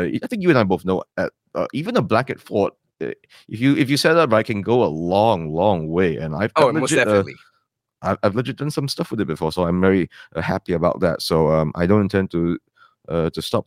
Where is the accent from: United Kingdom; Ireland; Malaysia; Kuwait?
Malaysia; first language English; We are a complex country